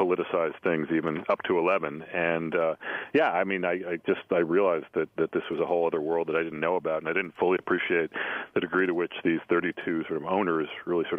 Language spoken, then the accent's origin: English; New England, United States; I grew up in New England